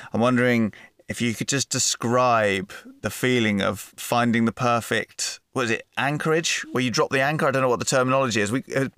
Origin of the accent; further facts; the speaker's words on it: England, United Kingdom; As an Englishman